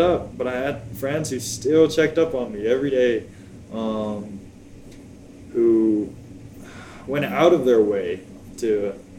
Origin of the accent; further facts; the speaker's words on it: Plano, Texas, United States; also born or lived in Virginia / Tyler, Texas / Brownfield, Texas; grew up in the DFW area, Plano, Texas, 972 area code. Then we ended up moving to Brownfield uh, roughly 10 years ago. Finished high school there